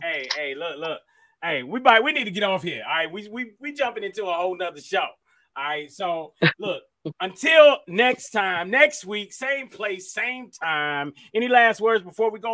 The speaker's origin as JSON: {"language": "English", "town": "Miami", "region": "Florida", "country": "United States", "said": "I'm from Miami"}